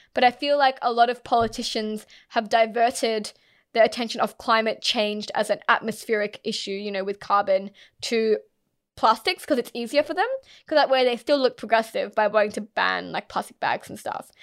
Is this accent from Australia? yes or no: yes; Australia